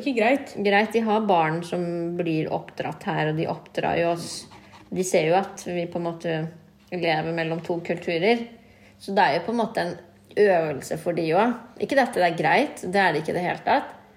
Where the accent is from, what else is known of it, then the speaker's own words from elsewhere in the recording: Norway; vi er født og oppvokst i Norge